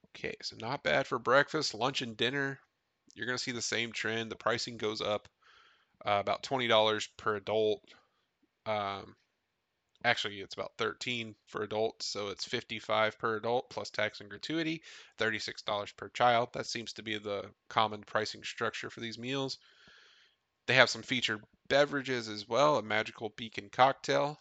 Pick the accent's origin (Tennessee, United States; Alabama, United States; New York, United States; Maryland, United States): Tennessee, United States; I grew up in Tennessee, only four hours away